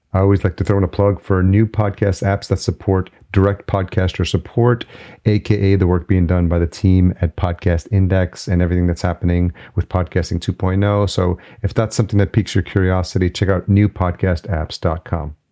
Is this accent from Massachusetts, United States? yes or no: no; New York City, New York, United States; moved away; I'm a New Yorker at heart. It'll always be in my blood.